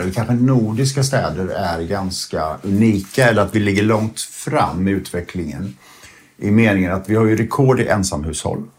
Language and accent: Swedish; Sweden; vi svenskar